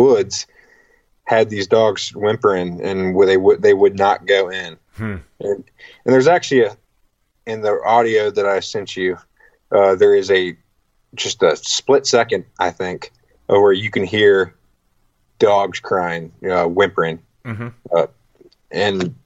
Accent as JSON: {"language": "English", "region": "Virginia", "country": "United States", "said": "I'm from Virginia, and we have like four rivers here"}